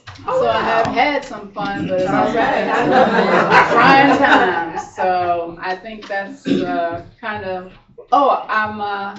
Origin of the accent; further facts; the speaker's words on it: Maryland, United States; I'm coming from Maryland.